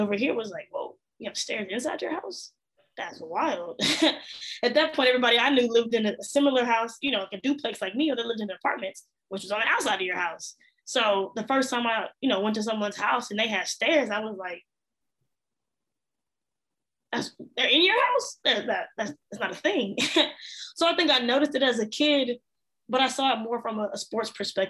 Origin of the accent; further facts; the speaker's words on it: Fort Worth, Texas, United States; also born or lived in Arlington, Texas; I'm from Arlington, but I grew up in Fort Worth, which is another mid-sized city here.